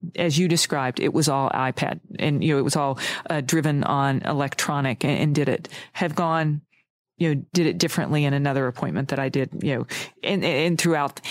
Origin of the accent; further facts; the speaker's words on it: United States; my home state